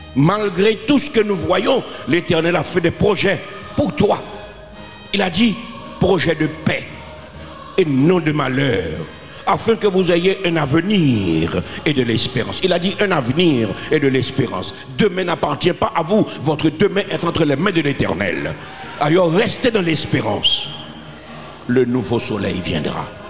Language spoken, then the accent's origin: French; Haiti; je suis un Haïtien